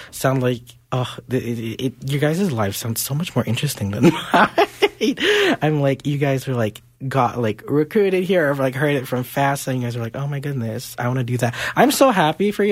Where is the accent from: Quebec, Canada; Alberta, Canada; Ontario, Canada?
Quebec, Canada; Montreal; my hometown of Montreal